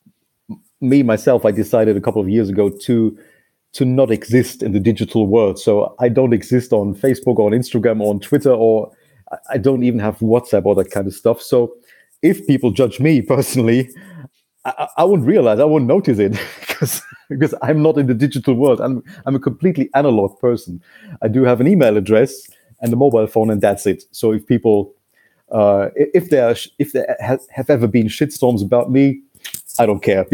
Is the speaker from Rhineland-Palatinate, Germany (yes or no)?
no; Munich, Bavaria, Germany; English is a second language; my hometown, from Munich